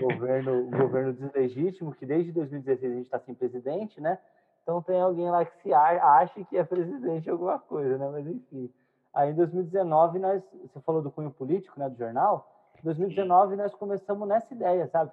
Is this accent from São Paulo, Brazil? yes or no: no; south of Minas Gerais, Brazil; sou mineiro, né? Nascido no sul de Minas